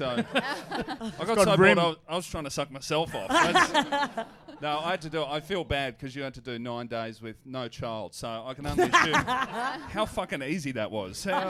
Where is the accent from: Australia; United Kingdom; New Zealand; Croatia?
Australia; Hoppers Crossing, Victoria; Growing up in Hoppers